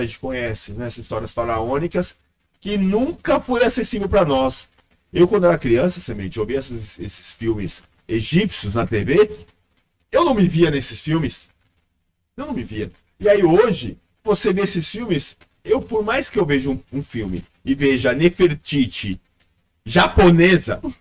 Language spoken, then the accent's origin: Portuguese; Brazil; o Brasil porque foi onde eu, onde eu cresci, onde eu nasci, pelo menos nesse corpo